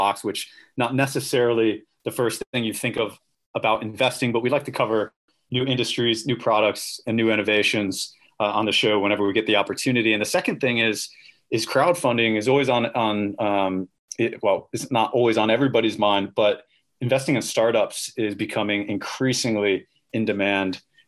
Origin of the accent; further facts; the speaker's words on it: Florida, United States; that's my hometown you're talking about. That's my state